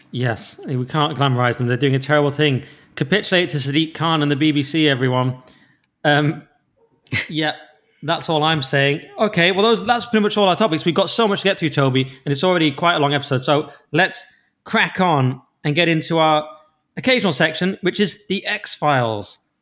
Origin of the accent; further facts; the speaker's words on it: Cumbria, North West England, United Kingdom; I'm from Cumbria